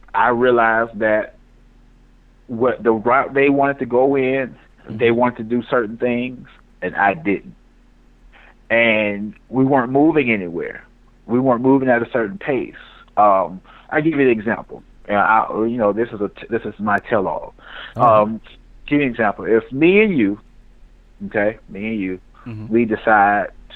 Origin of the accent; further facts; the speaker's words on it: Mobile, Alabama, United States; now in Montgomery, United States; my hometown Mobile